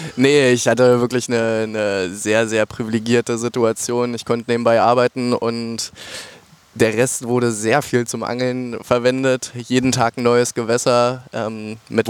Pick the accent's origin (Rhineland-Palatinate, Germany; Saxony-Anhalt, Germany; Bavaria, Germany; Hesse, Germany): Saxony-Anhalt, Germany; near the border with Brandenburg; ich komme hier aus der Ecke tatsächlich. Sachsen-Anhalt zur Grenze zu Brandenburg